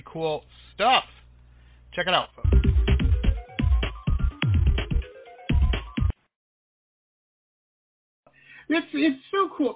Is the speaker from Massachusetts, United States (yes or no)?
no; Detroit, Michigan, United States; I grew up in Metro Detroit